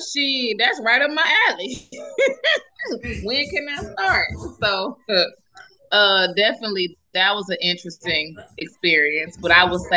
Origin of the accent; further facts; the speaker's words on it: Chicago, Illinois, United States; moved away; I'm from Chicago